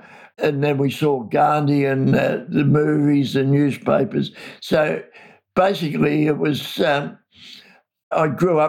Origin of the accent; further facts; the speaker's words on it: Hamilton, Victoria, Australia; I grew up in Hamilton, the country town.